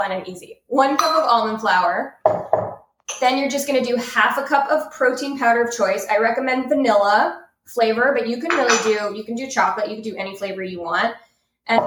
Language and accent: English; Canada; I'm Canadian